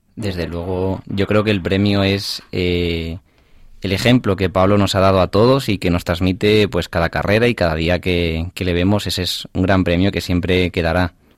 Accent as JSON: {"language": "Spanish", "area": "Zamora", "region": "Castile and León", "country": "Spain", "said": "en mi tierra, en Zamora"}